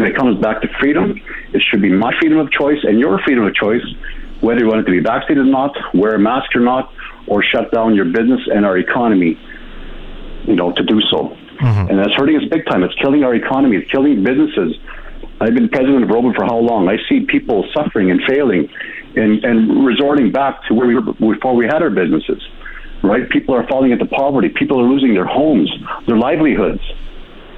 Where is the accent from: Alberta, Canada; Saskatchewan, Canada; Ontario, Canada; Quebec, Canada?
Alberta, Canada; Kikino Metis Settlement; I was born and raised on the Kikinomaiti settlement.